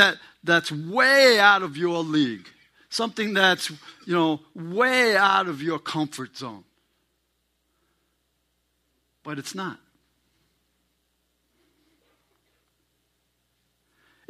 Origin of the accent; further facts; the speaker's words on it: New York City, New York, United States; I'm a New Yorker, and one of the rules that I grew up under is you don't poke your nose into other people's business